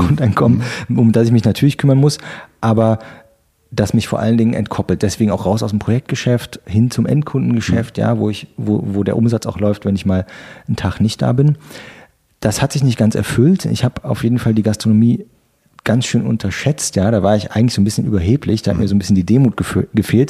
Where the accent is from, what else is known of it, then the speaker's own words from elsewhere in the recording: near Trier, Rhineland-Palatinate, Germany; moved away as an adult; also born or lived in Stolberg, North Rhine-Westphalia; now in Berlin, Germany; Aus der Nähe von äh, Trier an der mhm. Mosel. Mhm. Geboren bin ich in Stolberg